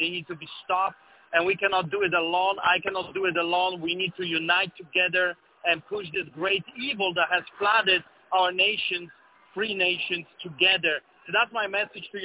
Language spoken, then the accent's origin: English; Poland; now in Canada; I came here from Canada. I escaped from Poland, and I came to Canada for a simple reason. For freedom.